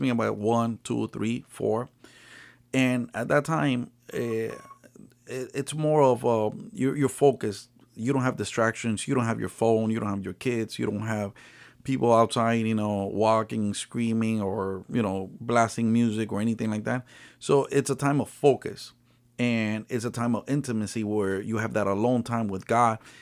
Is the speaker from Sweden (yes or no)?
no; Nicaragua; now in United States; I'm originally from Nicaragua